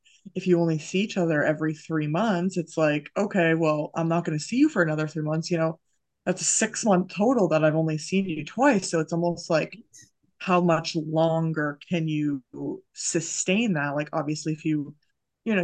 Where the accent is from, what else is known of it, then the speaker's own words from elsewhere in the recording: Massachusetts, United States; moved away as an adult; also born or lived in Idaho; I'm from Massachusetts